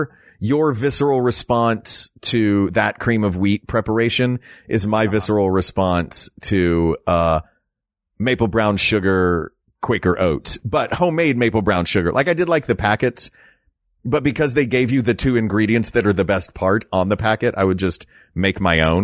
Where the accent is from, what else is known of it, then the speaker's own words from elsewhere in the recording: the South, United States; Like, I'm from the South. We did stuff like that.